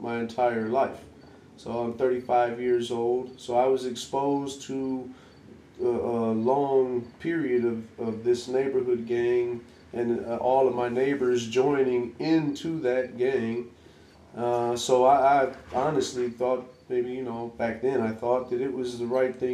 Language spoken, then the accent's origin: English; Detroit, Michigan, United States; I'm from Detroit, the southwest side of Detroit